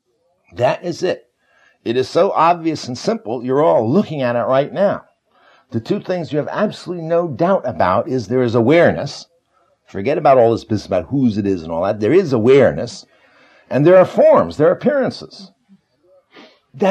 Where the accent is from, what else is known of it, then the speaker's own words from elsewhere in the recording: United States; I'm an American